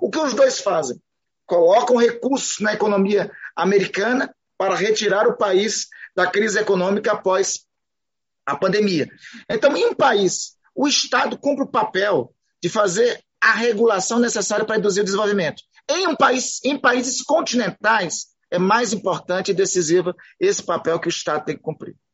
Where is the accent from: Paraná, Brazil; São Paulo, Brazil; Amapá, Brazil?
Amapá, Brazil; Eu sou do Amapá